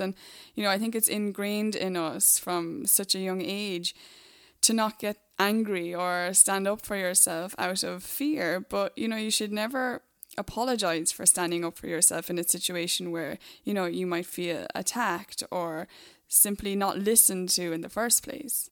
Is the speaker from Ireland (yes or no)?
yes; Ireland; Being from Ireland